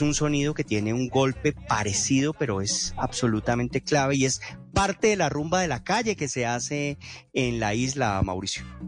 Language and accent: Spanish; Popayán, Cauca, Colombia; en Popayán, de donde yo vengo